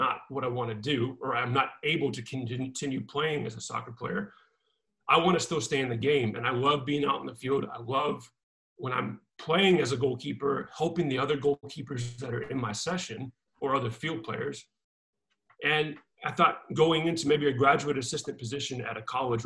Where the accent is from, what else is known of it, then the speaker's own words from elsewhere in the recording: Seneca, South Carolina, United States; moved away as an adult; now in New Mexico, United States; I grew up in Seneca, which is a small town just right next to Clemson University